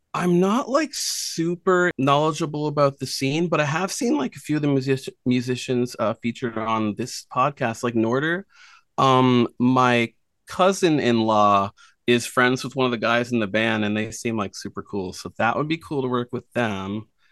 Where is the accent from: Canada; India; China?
Canada; Nova Scotia; now in Prince Edward Island, Canada; I grew up in Nova Scotia and then, yeah, moved here.